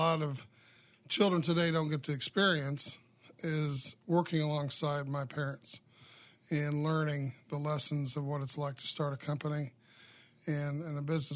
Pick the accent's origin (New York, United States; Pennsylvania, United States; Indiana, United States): Indiana, United States; Carmel; I grew up in the Midwest here in Carmel, Indiana